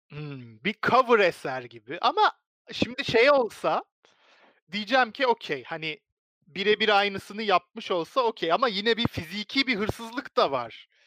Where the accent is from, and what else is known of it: Turkey